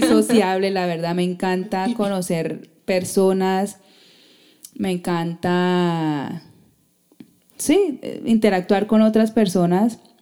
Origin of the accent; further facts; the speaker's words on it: Colombia; como sociedad colombiana somos muy recocheros